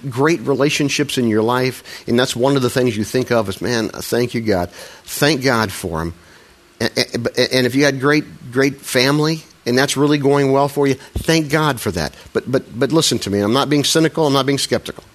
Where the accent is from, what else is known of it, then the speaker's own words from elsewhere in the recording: Midwest, United States; I'm a Midwesterner.